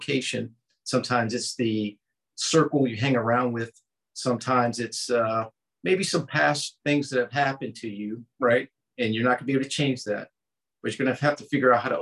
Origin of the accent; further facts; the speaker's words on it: Baltimore, Maryland, United States; moved away as an adult; also born or lived in California / Florida / Colorado Springs; Growing up in Baltimore, there were some projects